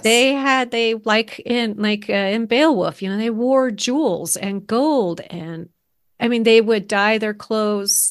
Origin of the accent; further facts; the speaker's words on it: United States; as an American growing up learning